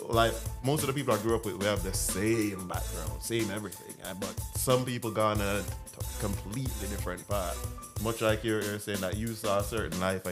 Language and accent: English; Jamaica; now in United States; where I grew up in Jamaica, you know, it wasn't sweet